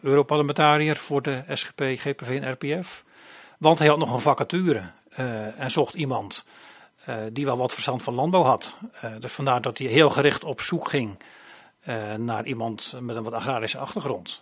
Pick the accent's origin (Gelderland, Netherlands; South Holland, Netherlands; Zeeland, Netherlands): Zeeland, Netherlands; Oostdijk; now in Krimpen aan den IJssel, Netherlands; ik ben geboren en getogen in Zeeland. Ik kom van Oostdijk. Oostdijk is een klein dorpje, een gehuchtje in de buurt van Krabbedijken. Daar ben ik opgegroeid.